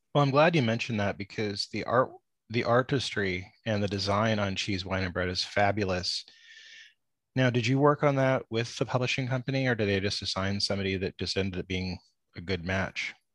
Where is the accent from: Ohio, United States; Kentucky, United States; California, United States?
California, United States; San Diego; where I grew up in San Diego